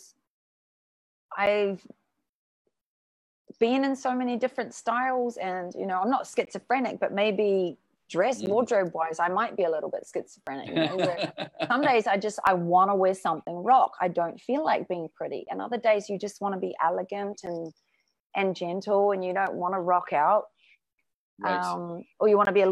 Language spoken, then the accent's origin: English; New Zealand; moved away as an adult; also born or lived in Japan; now in Bangkok, Thailand; I'm from New Zealand. I worked in pubs